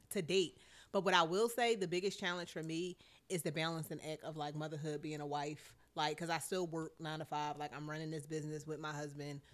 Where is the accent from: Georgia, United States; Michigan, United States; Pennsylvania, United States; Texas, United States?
Pennsylvania, United States; Philadelphia; I'm from West Philly